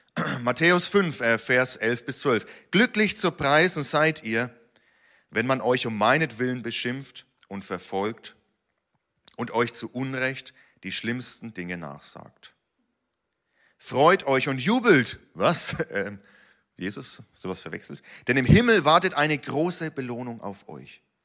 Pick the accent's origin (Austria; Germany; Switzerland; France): Germany; als Deutsche